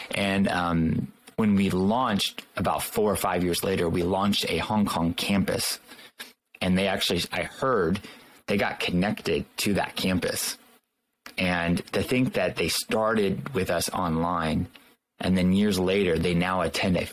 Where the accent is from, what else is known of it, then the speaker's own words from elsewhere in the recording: Southern California, United States; also born or lived in Los Angeles County / Orange County; born and raised in Southern California